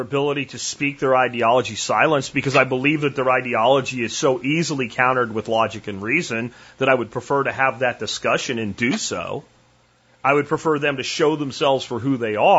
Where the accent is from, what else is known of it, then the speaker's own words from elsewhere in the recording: Pennsylvania, United States; moved away as an adult; I grew up in Pennsylvania